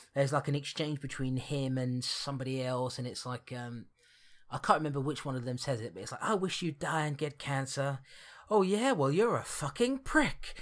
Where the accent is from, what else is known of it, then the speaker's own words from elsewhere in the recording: Barnet, London, United Kingdom; I was born in Barnet